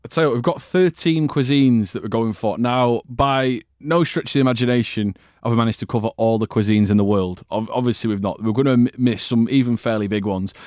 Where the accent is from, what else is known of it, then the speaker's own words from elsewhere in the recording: United Kingdom; I'm British